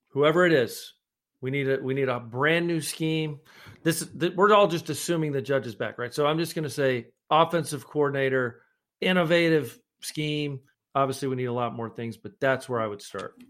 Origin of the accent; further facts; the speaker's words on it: Scotland, United Kingdom; I'm the Scotsman